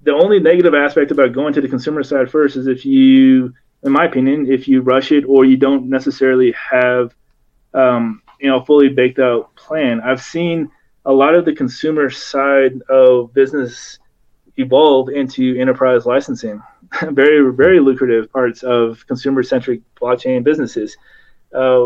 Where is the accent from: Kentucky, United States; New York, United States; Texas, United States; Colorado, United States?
Kentucky, United States; I grew up in Kentucky in a vet hospital.